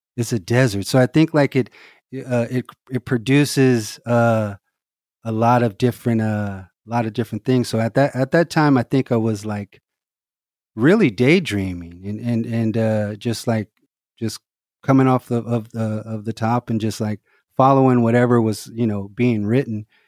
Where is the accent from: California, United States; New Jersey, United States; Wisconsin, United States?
California, United States; Los Angeles; also born or lived in Omaha, Nebraska / Inglewood / Hawthorne; my mom moved to L A around, uh, when I was three, right before kindergarten